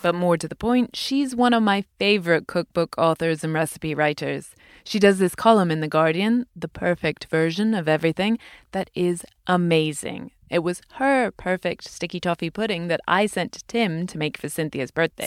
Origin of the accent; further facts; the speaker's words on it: United Kingdom; I'm British